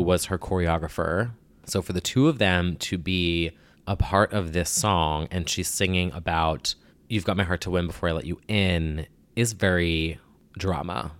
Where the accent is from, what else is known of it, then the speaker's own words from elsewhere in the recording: New Jersey, United States; I'm from New Jersey